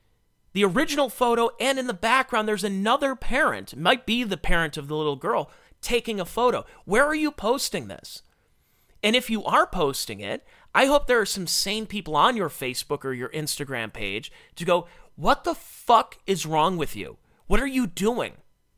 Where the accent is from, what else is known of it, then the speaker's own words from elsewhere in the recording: Cleveland, Ohio, United States; When I was a kid, I grew up in the Cleveland area.